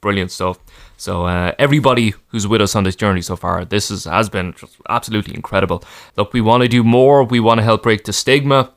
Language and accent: English; Ireland; as Irish people